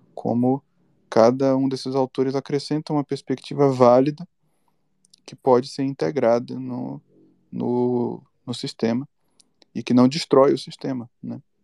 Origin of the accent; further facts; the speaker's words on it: Bahia, Brazil; Eu sou baiano